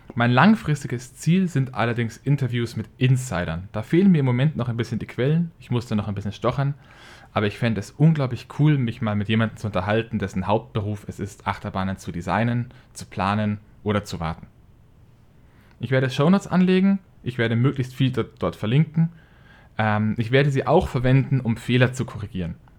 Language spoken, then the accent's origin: German; Franconia, Bavaria, Germany; accent: Franconian dialect; now in Regensburg, Germany; dass ich in ein wenig Dialekt abfalle. Ich komme eigentlich aus Franken.